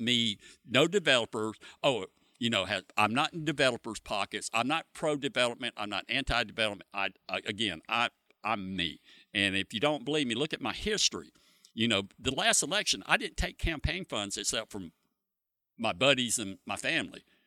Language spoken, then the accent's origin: English; Freeport, Florida, United States; I've lived in Freeport my whole life